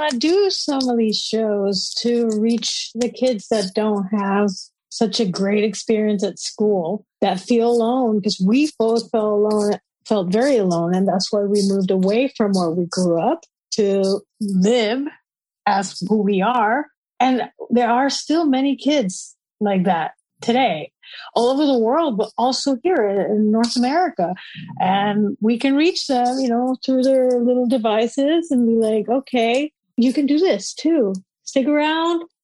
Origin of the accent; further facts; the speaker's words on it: Puerto Rico; moved away as an adult; also born or lived in Austin, Texas; now in Vancouver, Canada; I grew up in Puerto Rico. Yeah. And moved to Austin, Texas when I was 20 in 1997.